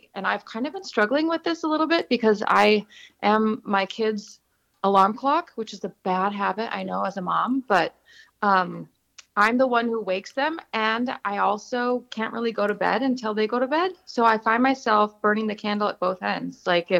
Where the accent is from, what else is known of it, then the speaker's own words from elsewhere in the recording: Montana, United States; also born or lived in San Diego, California; now in Atlanta, United States; I'm from Montana and I grew up in the plains